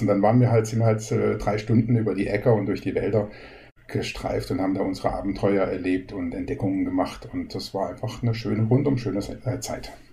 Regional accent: Baden-Baden, Baden-Württemberg, Germany; also born or lived in Karlsruhe / Rastatt; Also ich bin in Karlsruhe geboren, habe auch die ersten beiden Lebensjahre in Karlsruhe verbracht. Dann sind meine Eltern nach Baden-Baden gezogen. Dort bin ich zehn Jahre aufgewachsen

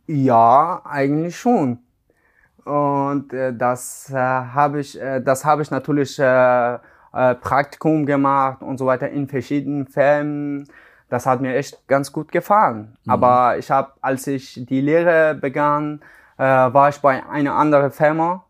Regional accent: Iran; German is a second language; also born or lived in Afghanistan; now in Hamburg, Germany; ich komme aus Afghanistan, aber ich bin im Iran aufgewachsen

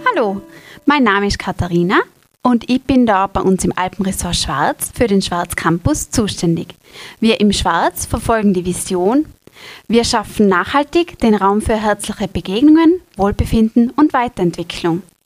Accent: Tyrol, Austria; ich bin auch Tirolerin

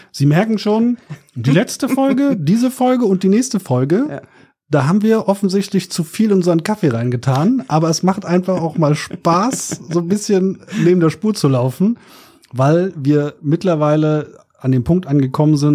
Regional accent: Berlin, Germany; Ich komme aus Berlin, ne? Aus Neukölln

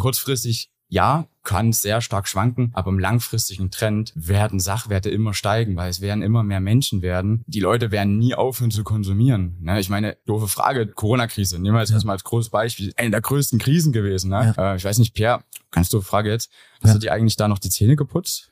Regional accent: Gersdorf, Saxony, Germany; also born or lived in Chemnitz; Ich komme ursprünglich aus Gersdorf, also Umland von Chemnitz

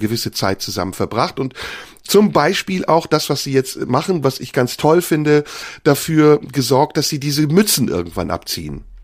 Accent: Turkey; Wenn ich als Türke anfange, über deutsche Themen zu sprechen

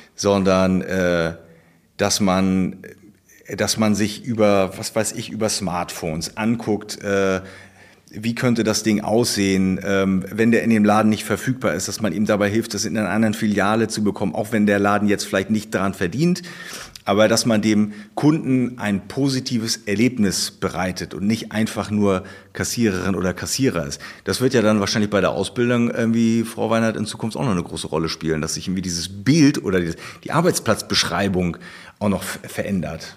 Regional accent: Baltic Sea coast, Germany; Ich bin ja auch an der Ostsee groß geworden

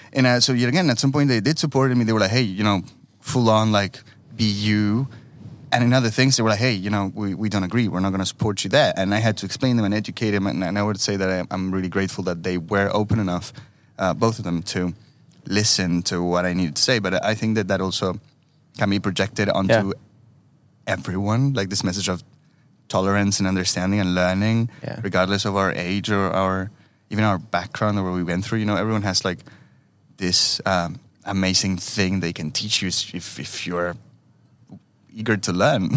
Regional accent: Uruguay; moved away; I was born in Uruguay, but uh, with a strong Italian heritage

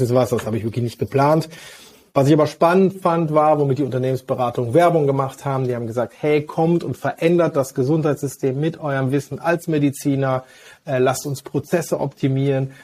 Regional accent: Hagen, North Rhine-Westphalia, Germany; Ich bin aber überzeugter und gebürtiger Westfale aus Hagen

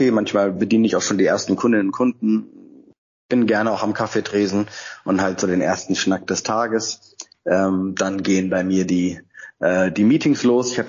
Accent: Freiburg, Baden-Württemberg, Germany; born there; now in Hamburg, Germany; Ich bin ja gebürtiger Freiburger, aber seit 15 Jahren in Hamburg und auch seit 15 Jahren auf St. Pauli

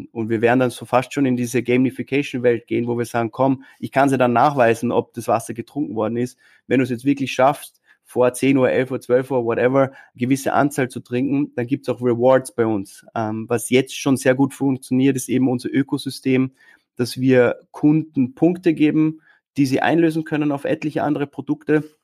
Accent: Austria; wundervolle Stadt und wir sind stolze Österreicher.

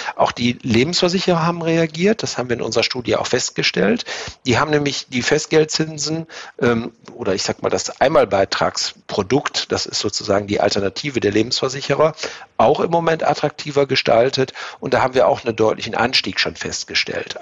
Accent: Germany; als Deutsche

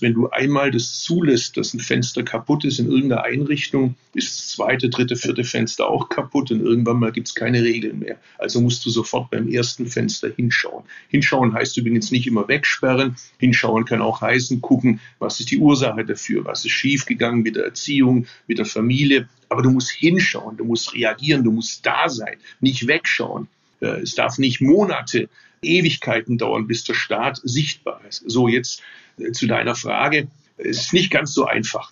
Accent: Stuttgart, Baden-Württemberg, Germany; Ich komme aus Stuttgart

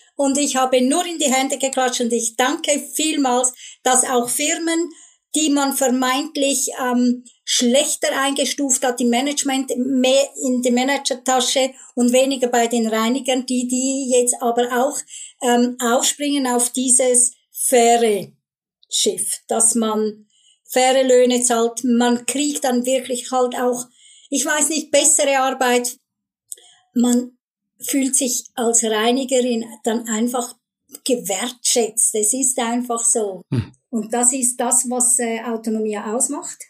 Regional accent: Switzerland; bei uns in der Schweiz

